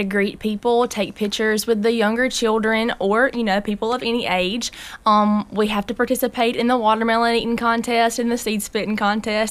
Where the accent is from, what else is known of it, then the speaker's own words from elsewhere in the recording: Raleigh, Mississippi, United States; I am from Raleigh, and I graduated from Raleigh High School